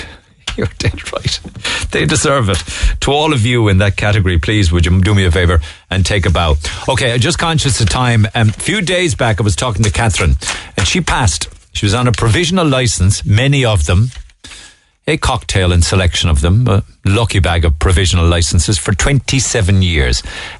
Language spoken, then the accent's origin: English; Cork, Munster, Ireland; now in Manchester, United Kingdom; I'm from Cork myself … I'm teaching Rosie about how integral your show is to everyone in Cork in the mornings.